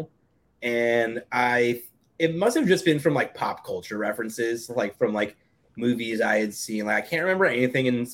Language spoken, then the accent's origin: English; Hastings-on-Hudson, New York, United States; I grew up in a small town called Hastings, New York